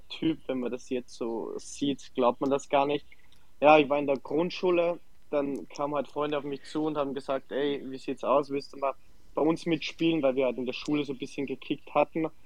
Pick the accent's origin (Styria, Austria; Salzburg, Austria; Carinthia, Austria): Salzburg, Austria; also born or lived in Germany; wie du schon erwähnt hast, 29 Jahre, gebürtiger Salzburg, angefangen ähm, bei mir am Dorf zu spielen, äh, nach Ried gegangen, dort Profi geworden, nach Deutschland, Dresden, Magdeburg